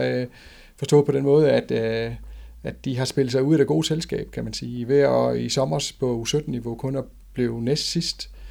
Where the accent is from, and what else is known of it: Denmark